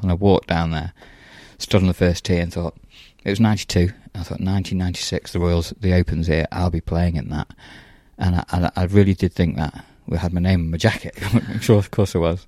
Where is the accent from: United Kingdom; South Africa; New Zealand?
United Kingdom; Stafford, West Midlands; moved away as an adult; also born or lived in Lytham St Annes; I'm from Stafford